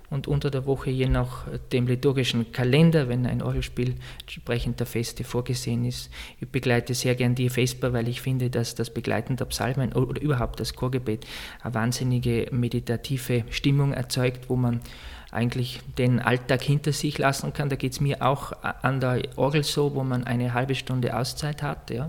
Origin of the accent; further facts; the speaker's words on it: Heinfels, Tyrol, Austria; also born or lived in Vienna; now in Salzburg, Austria; Ich komme aus, aus Osttirol, aus Heinfels. Das ist der Nachbarort von Silian. Ja, also ich bin Tiroler.